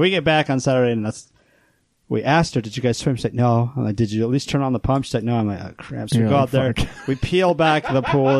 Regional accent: Iowa, United States; now in Utah, United States; growing up in Iowa, nobody had swamp coolers.

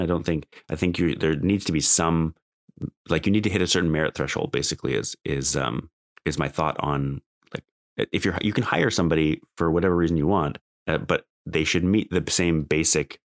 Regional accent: Alberta, Canada; I grew up in Alberta

